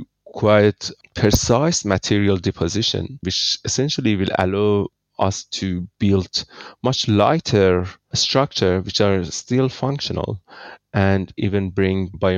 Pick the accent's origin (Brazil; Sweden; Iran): Iran; moved away as an adult; now in Australia; I'm originally from Iran, living in Australia for 20 years. I studied my electrical engineering in Iran and then came here to Australia